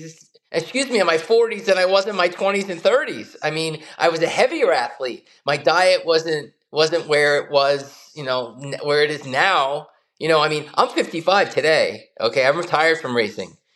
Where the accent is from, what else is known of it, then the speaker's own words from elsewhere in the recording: United States; growing up in the United States in the late 60s, 70s, and 80s